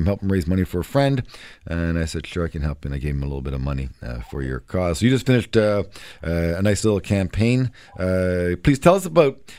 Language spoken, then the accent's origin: English; Canada; I'm as Canadian as they get